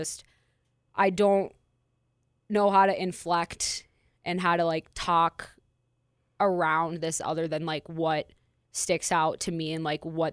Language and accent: English; Minneapolis, Minnesota, United States; my home state, hometown, home community in Minneapolis, Minnesota.